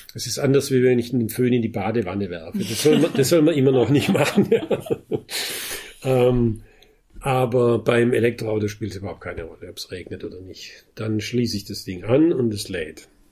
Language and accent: German; Heidelberg, Baden-Württemberg, Germany; ich komme ja aus Heidelberg